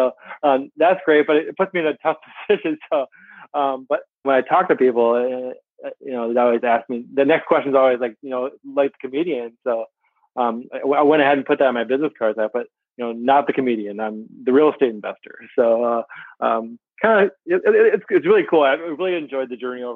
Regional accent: Racine, Wisconsin, United States; I was born and raised in Wisconsin. I grew up in Racine, Wisconsin, about 30 minutes south of Milwaukee.

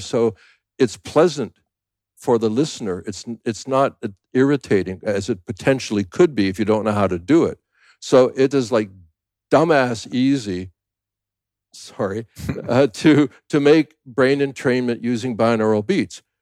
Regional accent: Canada; also born or lived in United States; now in Thailand; I'm a Canadian born, a U S citizen, live in Thailand

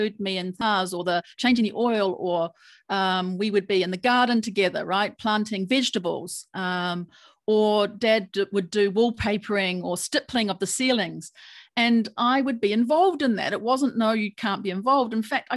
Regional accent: New Zealand; I was born and raised in New Zealand

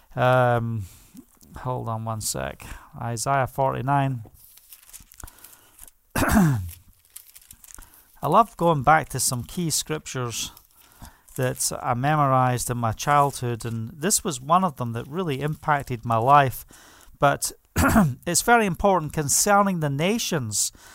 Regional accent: Scotland, United Kingdom; moved away; I am proud and blessed to be Scottish.

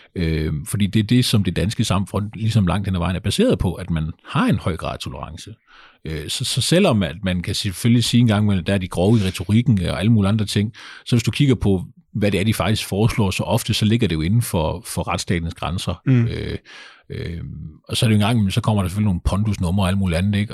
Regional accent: Kolding, Southern Denmark, Denmark; nu kommer jeg jo fra Kolding. Kolding er ikke sådan en fantastisk stor

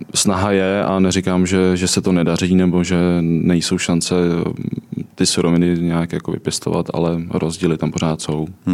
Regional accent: Czechia; jsem z Čech a obecně z Evropy

